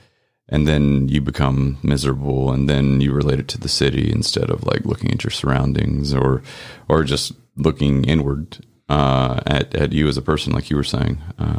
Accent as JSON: {"language": "English", "town": "Memphis", "region": "Tennessee", "country": "United States", "tie": "born or raised there", "said": "Yeah, from Memphis, born and raised. Grew up right by Winchester, right off Winchester, behind what is now World Overcomers Church."}